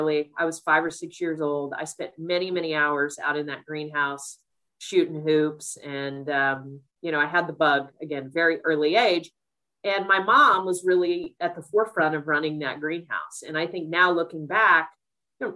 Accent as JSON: {"language": "English", "region": "Missouri", "country": "United States", "tie": "born or raised there", "also_born_or_lived": "Connecticut", "moved": "as an adult", "said": "my home state, in a city that I love"}